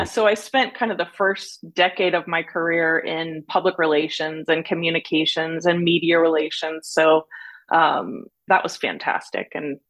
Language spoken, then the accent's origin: English; San Diego, California, United States; also born or lived in New York / Germany; Actually born in New York, but raised in San Diego. My dad was in the Air Force. We moved to Germany, but then back to San Diego.